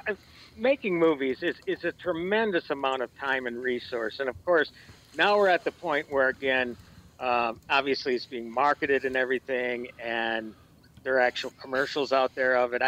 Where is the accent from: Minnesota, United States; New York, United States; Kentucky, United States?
Minnesota, United States; growing up in Minnesota